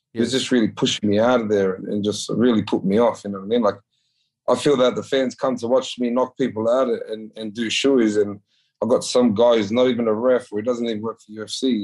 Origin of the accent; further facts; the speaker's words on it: New South Wales, Australia; It's our Aboriginal colours, but I don't know what team it is because I'm from New South Wales.